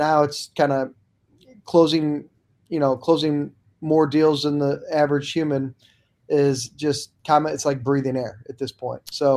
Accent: St. Louis, Missouri, United States; in my hometown of St. Louis

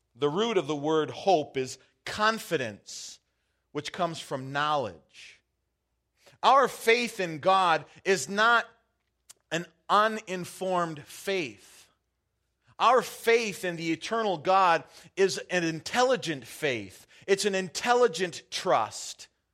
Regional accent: Michigan, United States; also born or lived in Wisconsin; now in Half Moon Bay, United States; growing up in Michigan

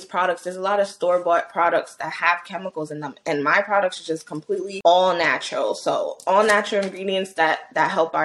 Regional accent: New York City, New York, United States; Born and raised in New York City, 23 years old.

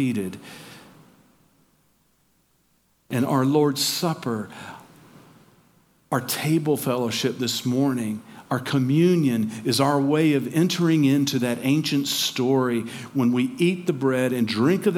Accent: Georgia, United States; moved away; also born or lived in Tacoma, Washington; I'm from Georgia. I'm a Southerner

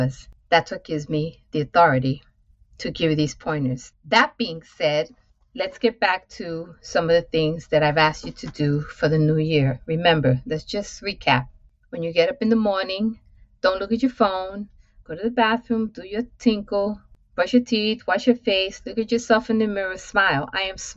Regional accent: New York City, New York, United States; So all of those go between the Upper West Side to East Harlem to the South Bronx. This is my growing up

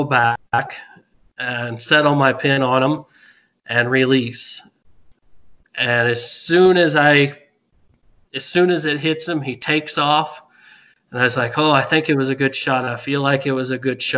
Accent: Midwest, United States; growing up in the Midwest, hunting out of a tree stand

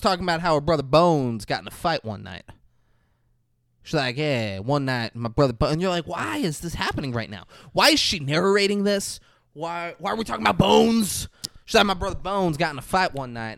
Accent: Palm Beach Gardens, Florida, United States; Oh, Palm Beach Gardens

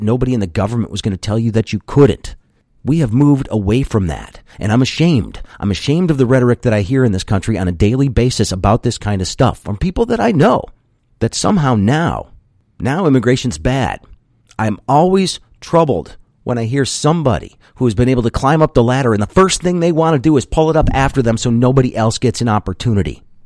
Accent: United States; I'm an American

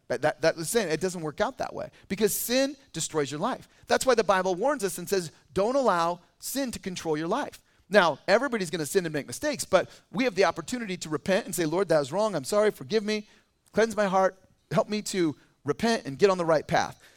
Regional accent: California, United States; also born or lived in Boise, Idaho; now in Idaho, United States; I lived in Idaho as a kid. I was born in Boise, and then I moved to California in first grade

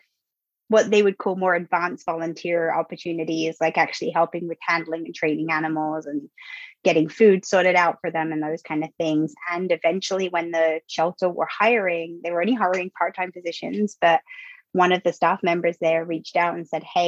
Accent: England, United Kingdom; moved away; I'm from the UK. So I grew up in England, went to school there

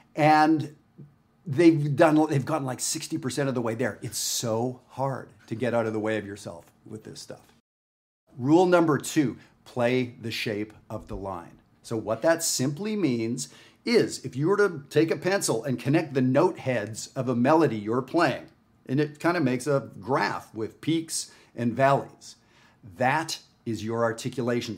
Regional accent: Canada; I'm not from the United States. I'm from Canada.

